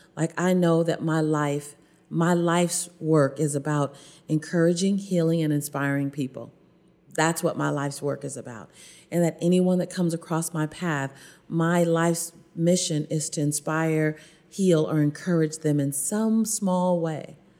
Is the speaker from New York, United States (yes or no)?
no; Los Angeles, California, United States; I was born and raised in South Central Los Angeles.